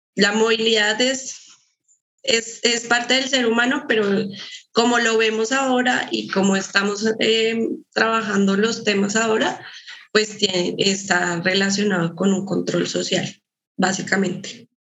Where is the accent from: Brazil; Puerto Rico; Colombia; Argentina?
Colombia; moved away as an adult; now in Guadalajara, Mexico; yo también soy colombiana